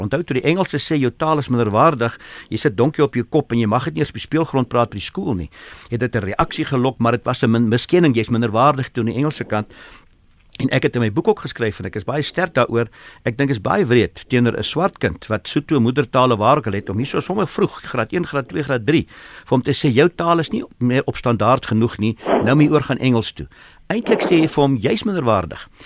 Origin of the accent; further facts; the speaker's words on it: South Africa; Ek is 'n Suid-Afrikaner